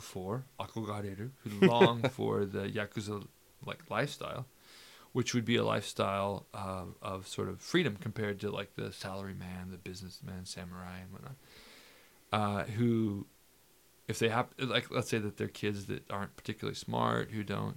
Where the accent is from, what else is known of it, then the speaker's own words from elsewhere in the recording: United States; moved away as an adult; now in Japan; I'm from America